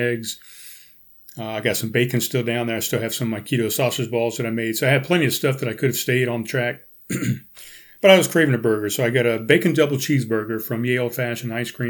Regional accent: North Charleston, South Carolina, United States; growing up in Pepper Hill here in North Charleston

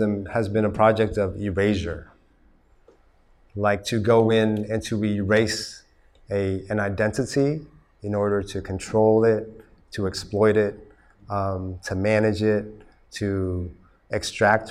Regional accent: Oklahoma, United States; moved away as an adult; also born or lived in Texas / California; now in Vietnam; I grew up in Oklahoma and Texas

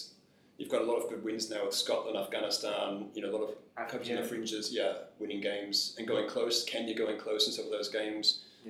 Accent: Australia; as an Australian

